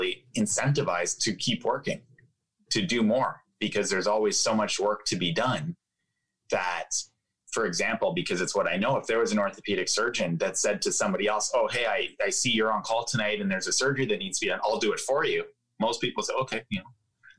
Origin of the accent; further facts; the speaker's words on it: Ottawa, Ontario, Canada; I was growing up in Ottawa, Canada. That's where I grew up